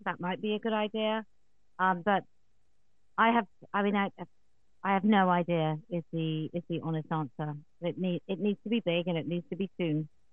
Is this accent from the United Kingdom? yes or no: yes; England, United Kingdom; as a an English woman